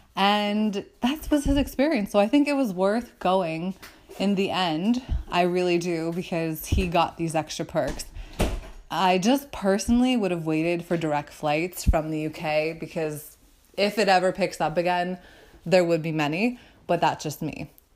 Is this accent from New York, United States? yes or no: yes; downstate New York, United States; an American guy from my home state of New York, except upstate New York, and I'm more downstate